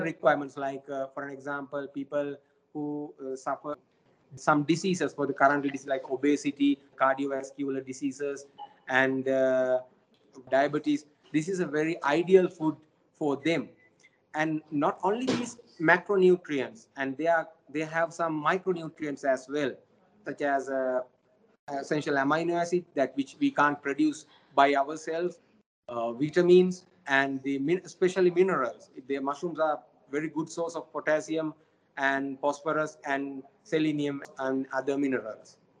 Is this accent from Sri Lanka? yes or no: yes; Sri Lanka; now in China; my home country sri lanka